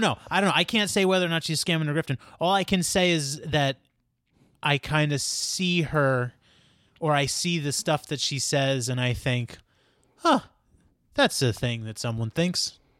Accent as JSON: {"language": "English", "town": "Queens", "region": "New York", "country": "United States", "said": "I would say, you know, I'm from Queens. It's... considered the most diverse county in the world, all types of people living in harmony together, going to the park, enjoying their time in the sun when it's available to them in New York."}